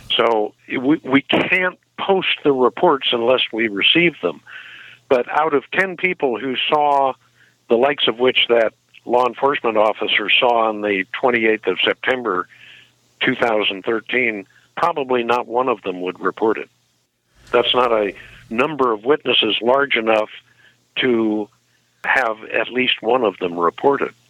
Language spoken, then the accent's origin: English; Ferguson, Missouri, United States; moved away; I was born in Missouri 68 years ago. In fact, I lived in Ferguson, Missouri as a young kid